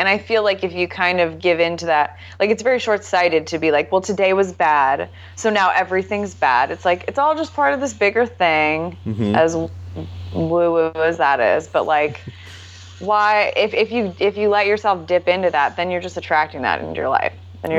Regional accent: Northern California, United States; I grew up in Northern California. Okay. So like Sonoma County, Napa area.

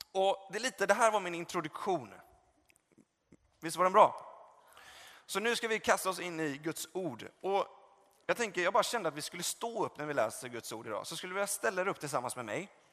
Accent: Gothenburg, Västra Götaland, Sweden; moved away; där jag är uppvuxen och kommer från Göteborg

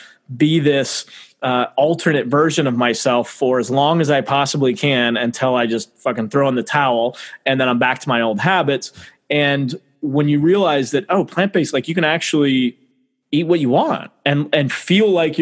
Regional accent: Midwest America, United States; I'm from Midwest America where we love our barbecue and our meats and all that.

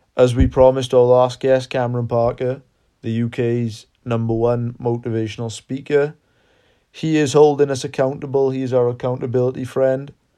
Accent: South Wales, United Kingdom; We are from South Wales in the U K

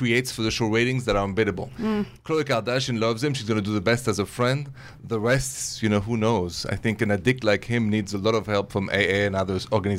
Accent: Paris, Île-de-France, France

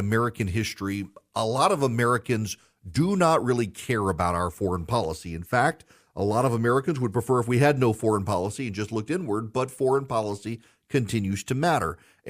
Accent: Dubai, United Arab Emirates; so I grew up in Dubai.

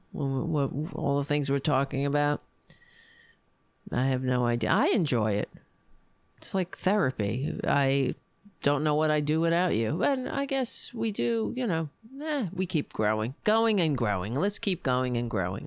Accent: New York, United States; I'm from New York.

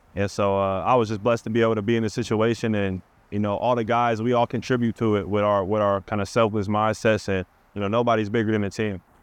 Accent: Seattle, Washington, United States; I'm from Seattle

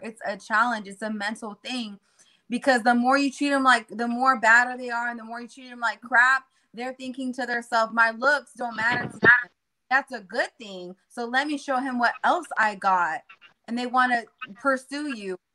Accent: Jacksonville, Florida, United States; also born or lived in San Diego, California; I was raised in Jacksonville

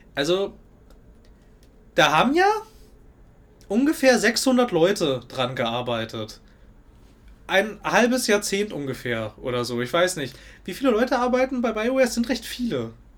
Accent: Germany; Ich komme aus dem Westen.

